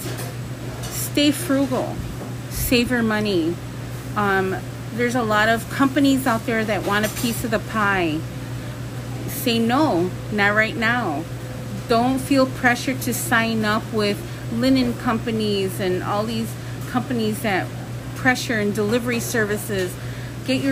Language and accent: English; Chicago, Illinois, United States; So this is home for us, born and raised in Edgewater.